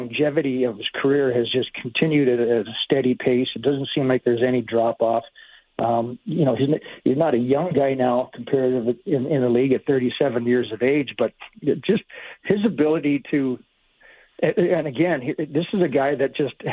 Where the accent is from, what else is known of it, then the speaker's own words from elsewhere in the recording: Edmonton, Alberta, Canada; moved away; I'm basically from Edmonton and my family would be there